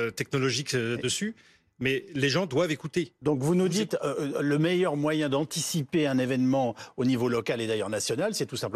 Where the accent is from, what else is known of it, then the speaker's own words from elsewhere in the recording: France; parce qu'on {S4} on est {S0} français, on est, euh, vous voyez ce que je veux